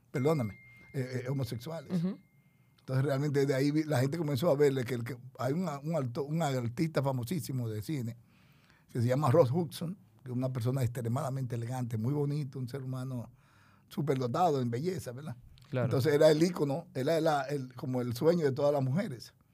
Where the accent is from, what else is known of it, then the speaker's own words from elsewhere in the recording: Barahona, Dominican Republic; Nosotros vinimos de Barahona. Mi familia, mi papá murió muy joven.